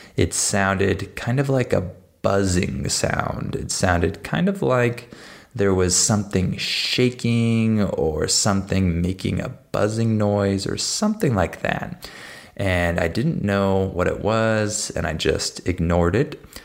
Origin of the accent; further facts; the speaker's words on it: San Diego, California, United States; I grew up in San Diego